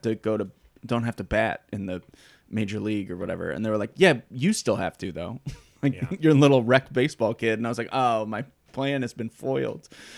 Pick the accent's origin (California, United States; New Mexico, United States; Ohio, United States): Ohio, United States; Cleveland; moved away; I am from Cleveland.